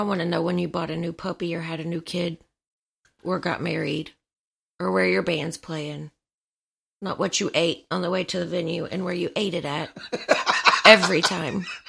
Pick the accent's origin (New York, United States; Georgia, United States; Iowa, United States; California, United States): Georgia, United States; Atlanta; Growing up in Atlanta